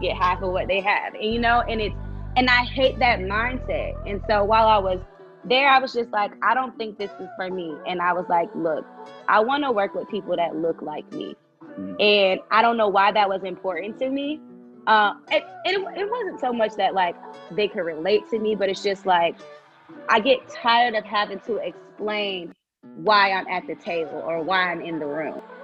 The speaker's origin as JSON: {"language": "English", "town": "Tallahassee", "region": "Florida", "country": "United States", "tie": "born or raised there", "also_born_or_lived": "Rochester, New York", "moved": "as an adult", "lives_now": "Atlanta, United States", "said": "I'm originally from Rochester, New York, but I grew up in Tallahassee, Florida."}